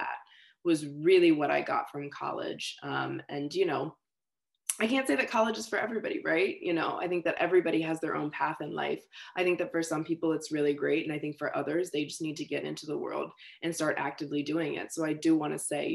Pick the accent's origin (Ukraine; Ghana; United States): United States; Richmond, Virginia; I'm from Richmond, Virginia